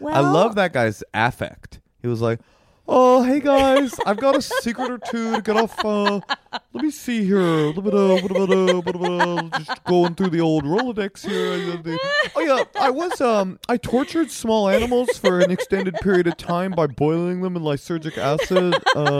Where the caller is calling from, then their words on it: Dayton, Ohio, United States; Hope all's well. We're calling in from Dayton.